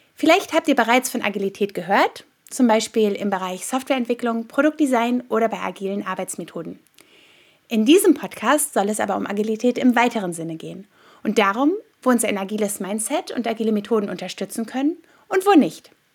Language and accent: German; Rhineland, Germany; für mich als Rheinländerin